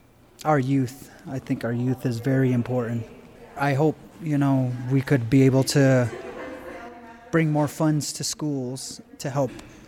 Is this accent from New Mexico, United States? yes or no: yes; Gallup, New Mexico, United States; I'm from Gallup, New Mexico. I'm 32 years old. I'm from the Navajo tribe.